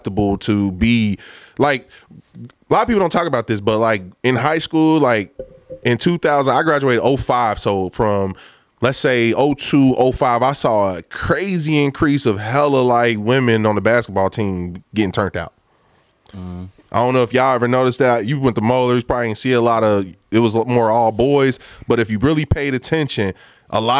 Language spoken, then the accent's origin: English; Lincoln Heights, Ohio, United States; I'm coming from Lincoln Heights